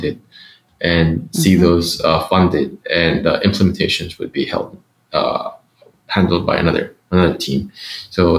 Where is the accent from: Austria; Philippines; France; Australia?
Philippines; I grew up in the Philippines